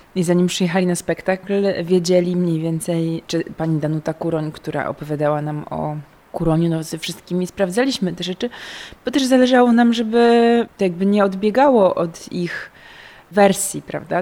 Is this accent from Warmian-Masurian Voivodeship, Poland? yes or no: no; Gdańsk, Pomeranian Voivodeship, Poland; No ja też jestem stąd... Y, z Gdańska, tu się urodziłam, tu się wychowałam